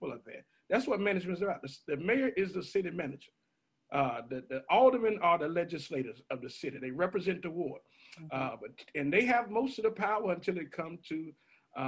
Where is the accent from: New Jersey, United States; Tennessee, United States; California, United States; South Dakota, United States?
Tennessee, United States; Memphis; also born or lived in Tampa, Florida; born and raised in Memphis and proud of it.